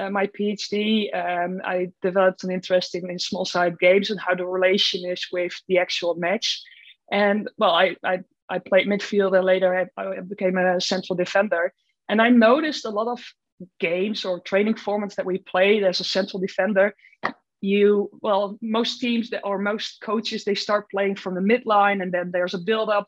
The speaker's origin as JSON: {"language": "English", "country": "Netherlands", "also_born_or_lived": "Groningen", "moved": "as an adult", "said": "I'm from the Netherlands originally."}